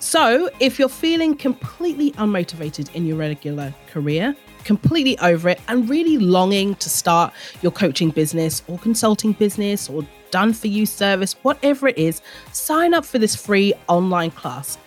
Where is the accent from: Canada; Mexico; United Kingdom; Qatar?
United Kingdom; London; now in Australia; born and bred in London